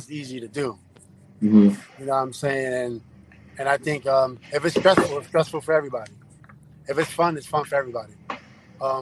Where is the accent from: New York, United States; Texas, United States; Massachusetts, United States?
New York, United States; New York City; I'm from Queens, New York City